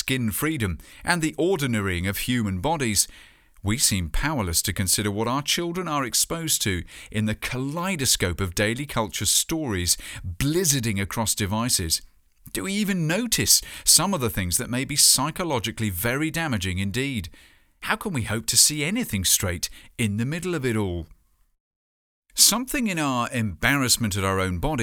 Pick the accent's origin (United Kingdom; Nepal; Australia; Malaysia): United Kingdom; my home country